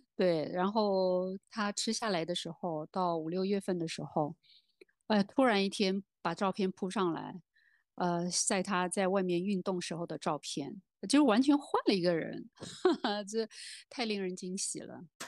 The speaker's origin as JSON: {"language": "Chinese", "region": "Beijing", "country": "China", "accent": "Beijing dialect", "said": "我们北京话"}